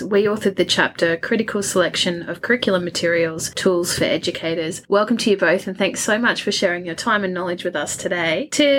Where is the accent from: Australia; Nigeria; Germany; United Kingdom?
Australia; Brisbane, Queensland; Born in Brisbane, raised around southeast Queensland, got really strong connections to Indigenous communities, particularly on the Sunshine Coast, on Gubbi Gubbi Cubby Cubby country.